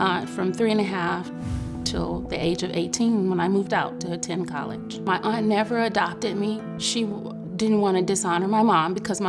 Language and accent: English; Detroit, Michigan, United States; I was born in Detroit, Michigan. I was a ward of the court. I was raised by my great aunt and my great uncle.